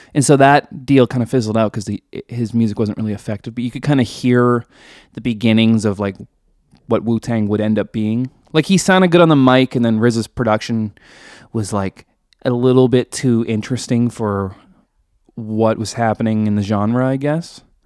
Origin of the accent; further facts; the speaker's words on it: Canada; I'm Canadian